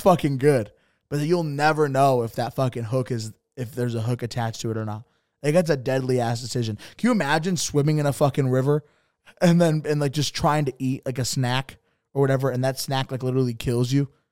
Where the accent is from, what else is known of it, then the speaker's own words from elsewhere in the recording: Bridgeport, Connecticut, United States; I'm from Bridgeport